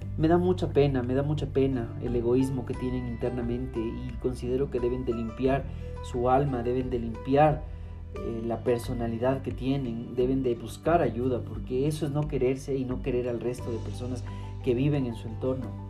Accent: Ecuador; yo como, como ecuatoriano

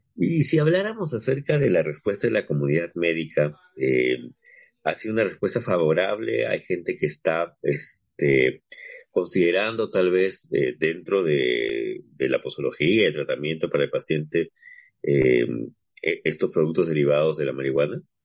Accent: Peru; al menos uno como peruano

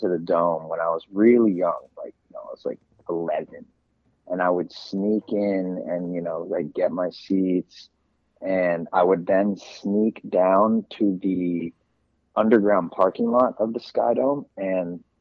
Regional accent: Toronto, Ontario, Canada; moved away as an adult; also born or lived in Mexico / New Mexico; now in New York, United States; I grew up in Toronto, born and raised in Toronto and East Toronto.

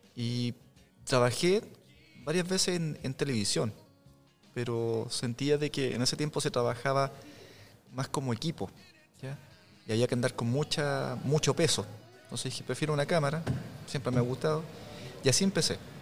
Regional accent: Tomé, Biobío, Chile; also born or lived in Lota, Chile; Yo soy nacido, criado en Tomé, y en Lota

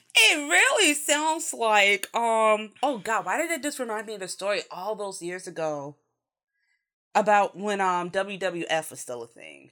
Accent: United States; as a American and Westerner in general

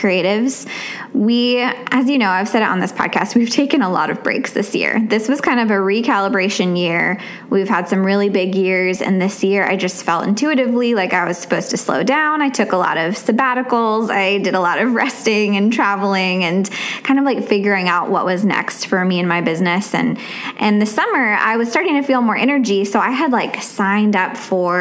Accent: Virginia, United States; now in Tennessee, United States; when I was growing up in Virginia, we never started school until after Labor Day

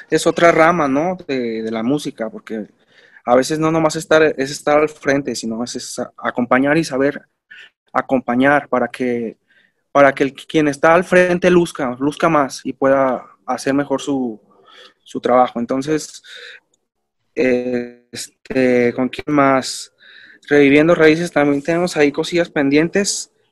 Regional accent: Mexico; pues como mexicano se puede decir, pues estamos como influenciados en otras ondas

